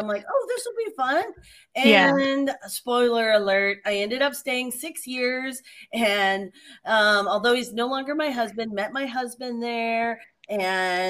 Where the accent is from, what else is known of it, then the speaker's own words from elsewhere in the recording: Phoenix, Arizona, United States; first language English; also born or lived in Taiwan; So I live in Arizona, in Phoenix, Arizona area, and I grew up in the Phoenix, Arizona area.